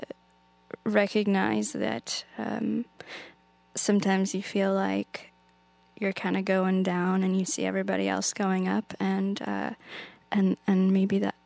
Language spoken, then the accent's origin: English; near Snoqualmie Falls, Washington, United States; I grew up near Snoqualmie Falls